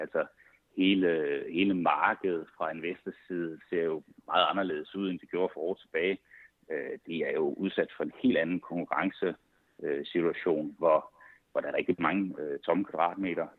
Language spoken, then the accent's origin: Danish; Svendborg, Southern Denmark, Denmark; moved away as an adult; also born or lived in Odense; now in Copenhagen area, Denmark; jeg er oprindelig fra Svendborg